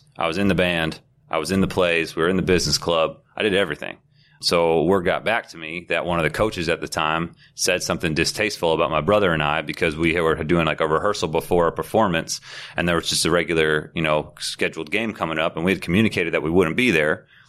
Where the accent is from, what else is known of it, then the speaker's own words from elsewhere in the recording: Glen Cove, New York, United States; I grew up on Long Island. I'm one of four children, the oldest of four.